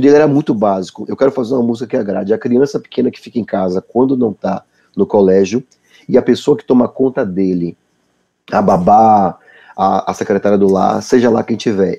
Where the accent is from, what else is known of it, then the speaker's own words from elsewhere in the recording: Salvador, Bahia, Brazil; moved away; quando eu saí de Salvador e fui morar fora